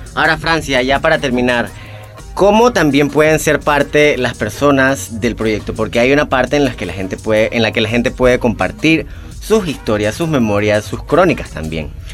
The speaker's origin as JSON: {"language": "Spanish", "country": "Panama", "said": "lo que somos como panameños y panameñas"}